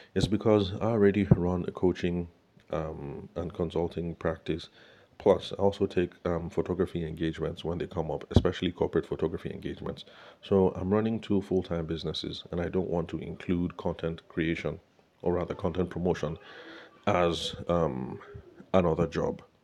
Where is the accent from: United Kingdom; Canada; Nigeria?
Nigeria; Benue; now in Abuja, Nigeria; my home state, in Benue State